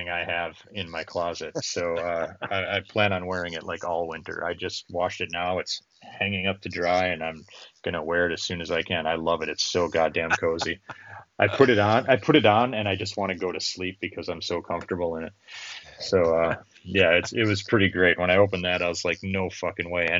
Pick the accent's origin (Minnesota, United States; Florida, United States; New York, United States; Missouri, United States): Minnesota, United States; I'm from Minnesota